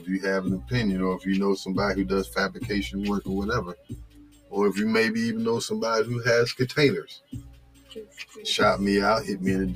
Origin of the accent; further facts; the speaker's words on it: New Jersey, United States; I'm from New Jersey